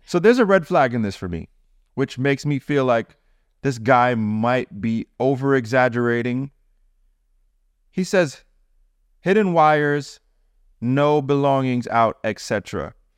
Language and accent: English; Jamaica; I'm Jamaican